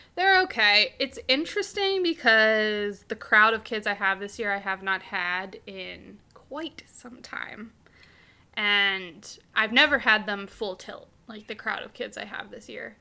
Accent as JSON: {"language": "English", "country": "United States", "said": "I'm from America."}